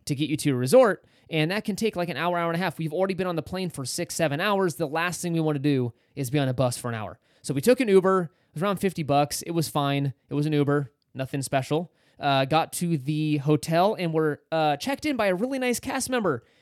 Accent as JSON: {"language": "English", "region": "California", "country": "United States", "said": "being a Californian, used to that dry heat"}